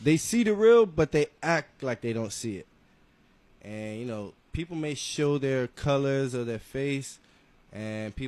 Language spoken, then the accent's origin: English; Sunrise, Florida, United States; also born or lived in Brooklyn, New York; I'm from Broward, man. I'm from Sunrise. So I went to Piper High School